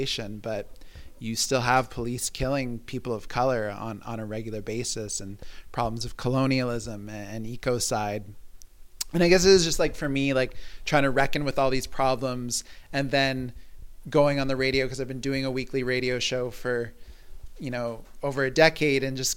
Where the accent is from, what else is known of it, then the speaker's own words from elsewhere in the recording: Toronto, Ontario, Canada; now in Montreal, Canada; I was growing up in Toronto as a teenager